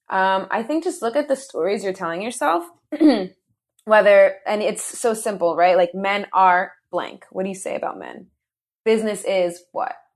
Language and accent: English; New Jersey, United States; I'm from New Jersey, born and raised, proud Jersey girl